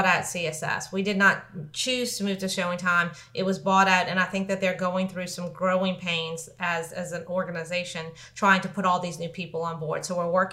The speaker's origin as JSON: {"language": "English", "town": "New Orleans", "region": "Louisiana", "country": "United States", "lives_now": "Lafayette, United States", "said": "I'm from New Orleans."}